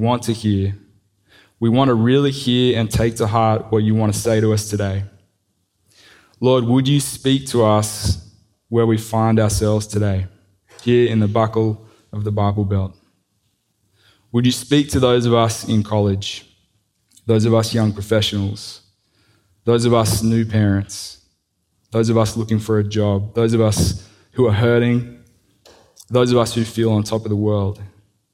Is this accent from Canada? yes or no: no; Sydney, New South Wales, Australia; accent: Australian; moved away as an adult; also born or lived in Crestwood North, United States; now in United States; I grew up in Sydney, came to the US, like I said, in 09